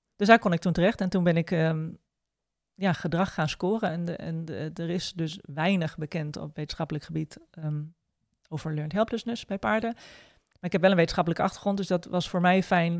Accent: Groningen, Netherlands; ik kom uit Groningen

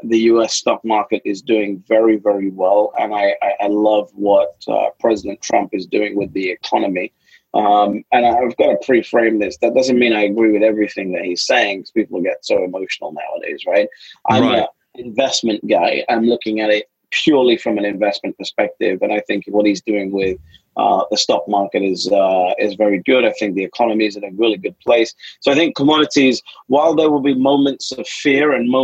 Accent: London, United Kingdom; I'm a kid from London

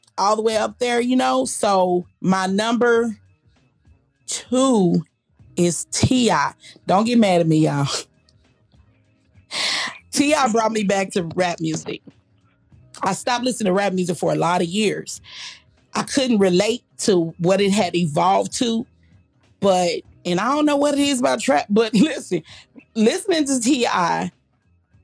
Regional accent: Kansas City, Missouri, United States; Kansas City, Missouri, my home.

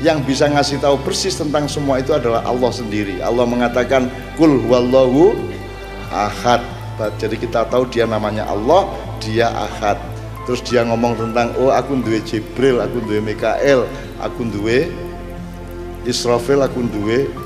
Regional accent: Java, Indonesia; Jadi teman-teman sekalian tolong Jawa tetap menjadi dasarnya karena kita orang Jawa.

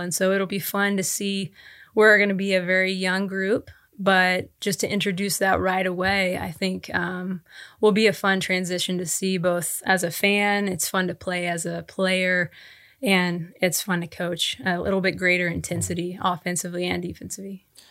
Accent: Tulsa, Oklahoma, United States; moved away; I was born and raised in Tulsa, Oklahoma

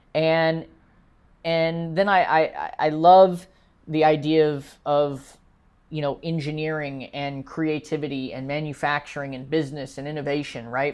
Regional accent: United States; as an American

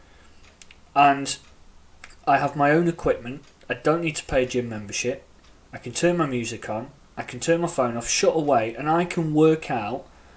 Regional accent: United Kingdom; accent: British; As you can tell by my accent, I am in the UK.

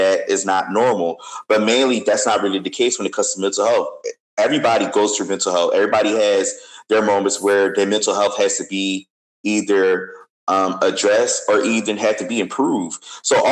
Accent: Philadelphia, Pennsylvania, United States; was 15 years old, growing up in Philly

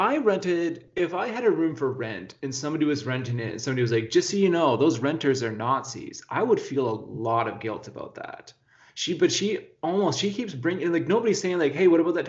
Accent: Whitehorse, Yukon, Canada; also born or lived in Terrace, British Columbia; I was born in Terrace, but I grew up in Whitehorse.

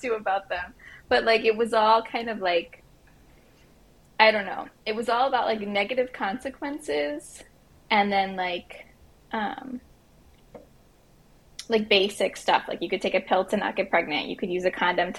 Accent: Miami, Florida, United States; now in South Texas, United States; I grew up in Miami

